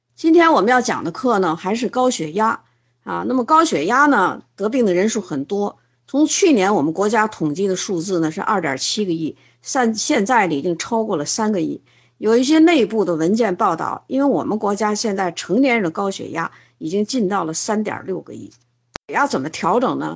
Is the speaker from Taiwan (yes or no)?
no; China; 我们中国人